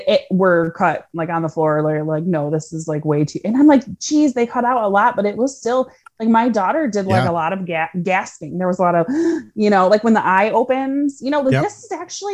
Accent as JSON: {"language": "English", "country": "United States", "said": "I'm such an American"}